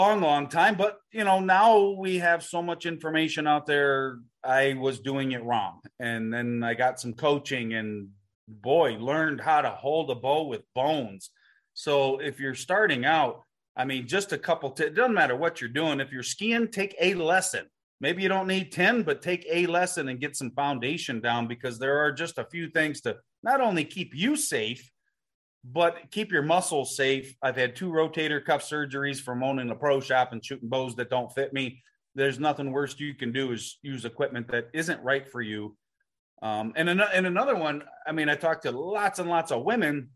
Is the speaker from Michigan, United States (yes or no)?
yes; Detroit, Michigan, United States; I grew up in just outside Detroit